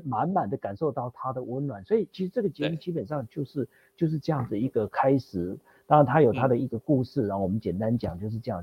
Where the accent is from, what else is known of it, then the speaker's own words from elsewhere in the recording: Taiwan; also born or lived in United States; 他知道我嗯。是台湾来的